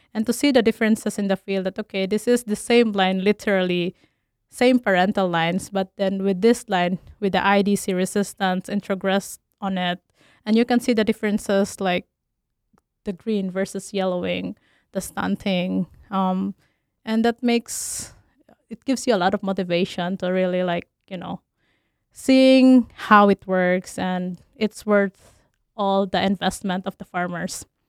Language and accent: English; Philippines; moved away as an adult; also born or lived in Tennessee, United States; now in Minnesota, United States; I'm originally from Philippines